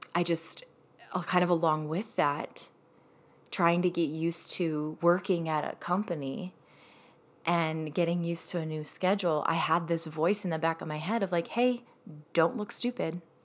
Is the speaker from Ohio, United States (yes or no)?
yes; Ohio, United States; moved away as an adult; also born or lived in Michigan; I moved to Michigan from Ohio, so that's where I grew up. Was in Ohio